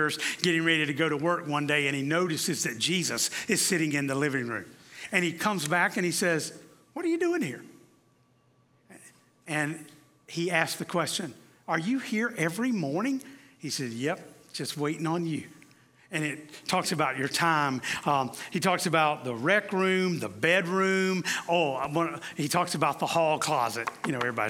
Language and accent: English; the South, United States; I'm from the South